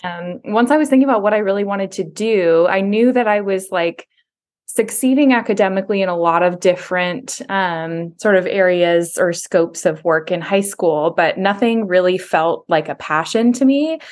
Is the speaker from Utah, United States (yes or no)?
no; Folsom, California, United States; I grew up in Folsom, California, just outside of Sacramento